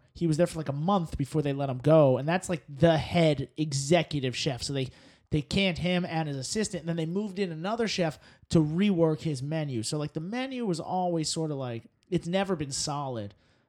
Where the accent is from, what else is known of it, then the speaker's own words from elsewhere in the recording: New York City, New York, United States; Chestnuts are the side because I'm from New York, and it just reminds me of New York winters when we have chestnuts.